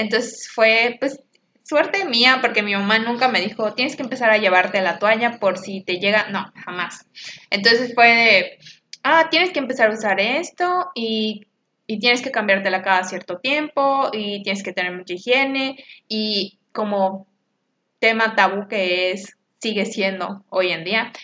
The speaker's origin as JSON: {"language": "Spanish", "country": "Mexico", "said": "como mexicanos que somos"}